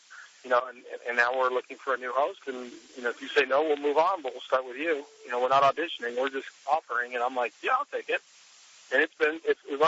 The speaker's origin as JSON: {"language": "English", "area": "Orange County", "region": "California", "country": "United States", "tie": "born or raised there", "said": "my hometown, Orange County, California"}